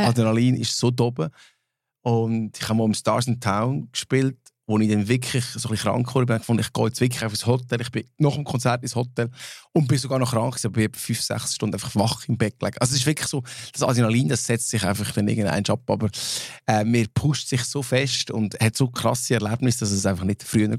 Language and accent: German; Switzerland; first language Swiss German; als Schweizer, als Schweizer Mundartband